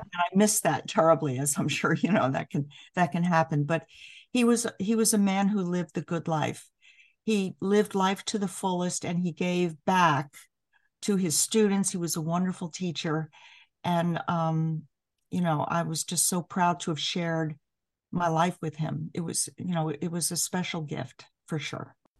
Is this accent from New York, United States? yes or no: yes; New York City, New York, United States; moved away; I grew up in New York City, so I grew up in diversity.